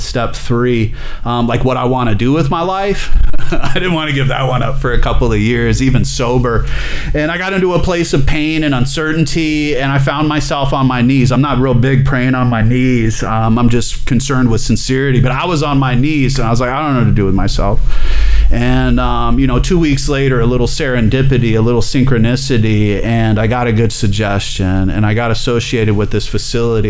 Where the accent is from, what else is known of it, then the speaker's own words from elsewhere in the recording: Alabama, United States; I'm from Alabama